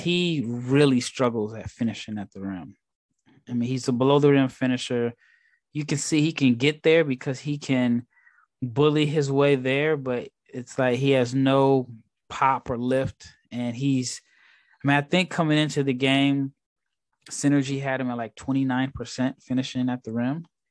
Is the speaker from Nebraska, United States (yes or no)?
yes; Nebraska, United States; also born or lived in Texas; now in Barcelona, Spain; I'm from Nebraska, born and raised